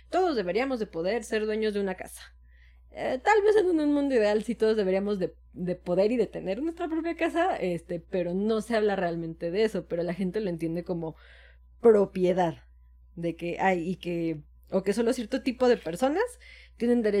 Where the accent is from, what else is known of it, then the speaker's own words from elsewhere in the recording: Mexico; yo, yo soy mexicano, pero soy mexicano bien.